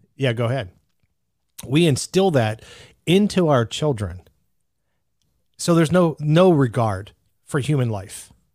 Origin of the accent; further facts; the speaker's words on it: Greensburg, Pennsylvania, United States; there was a Hempfield High School not far from where I grew up in Pennsylvania